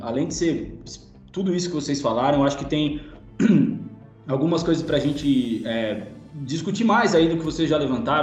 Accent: São Paulo, Brazil; Nasci em São Paulo

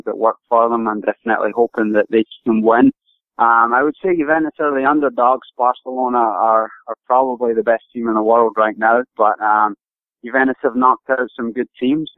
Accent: Scotland, United Kingdom; moved away as an adult; now in United States; I grew up in Scotland, originally from Scotland

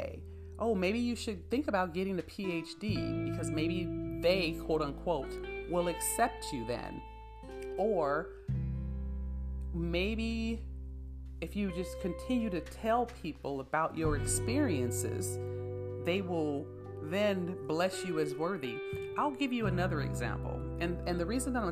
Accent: San Bernardino, California, United States; I come from San Bernardino, where we didn't talk about going to college. We didn't talk about life outside of San Bernardino

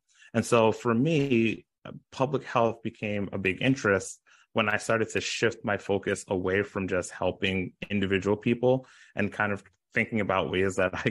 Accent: Brooklyn, New York, United States; also born or lived in Ottawa, Canada / Long Island, United States; So I grew up in Brooklyn, New York. I grew up in Canada, in Ottawa specifically. And then I grew up also in Long Island when my parents moved from Brooklyn to Long Island.

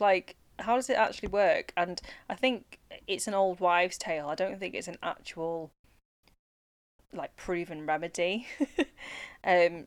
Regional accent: United Kingdom; life as a British born Chinese person

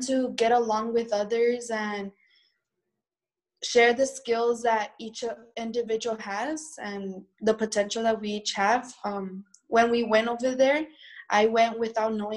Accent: El Paso, Texas, United States; I'm from El Paso, Texas

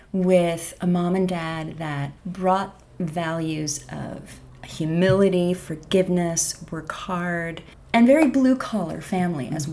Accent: Bellingham, Washington, United States; I grew up in Bellingham, Washington

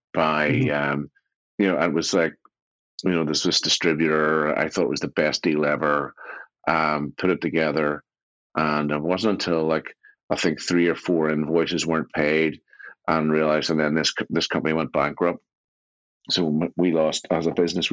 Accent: Belfast, Northern Ireland, United Kingdom; I grew up in East Belfast

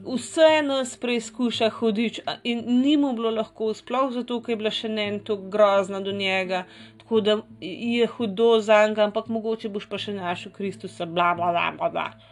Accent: Slovenia; v tej naši Sloveniji

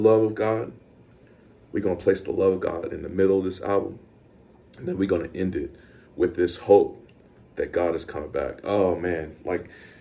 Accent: the South, United States; being a black dude growing up in the South

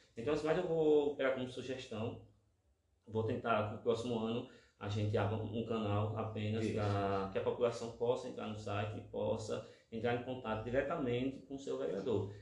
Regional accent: Lagarto, Sergipe, Brazil; eu sou daqui do centro, aqui da Cidade Nova

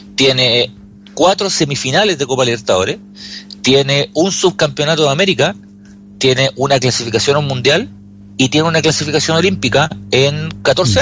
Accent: Chile; nosotros somos chilenos

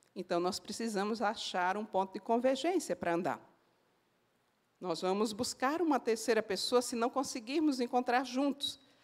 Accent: Northeast Region, Brazil; como uma boa nordestina, eu falo assim

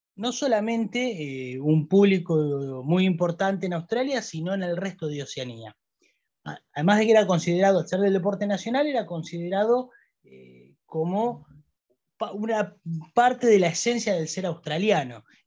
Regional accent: Argentina; los argentinos

